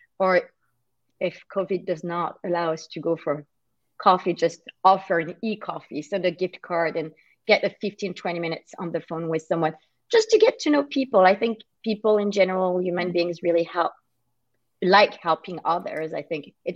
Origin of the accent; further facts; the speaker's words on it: France; moved away as an adult; now in Toronto, Canada; I'm originally from France. I moved to Canada in 2007